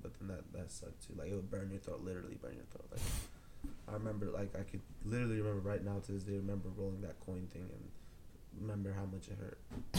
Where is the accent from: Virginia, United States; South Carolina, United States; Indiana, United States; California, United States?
California, United States; Rancho Cucamonga; also born or lived in Ontario, California / Eastvale, California; Especially the IE where I'm from, because it's I'm an hour from Big Bear, I'm an hour from Huntington Beach, I'm an hour from Disneyland, 30 minutes from Knott's Berry Farm.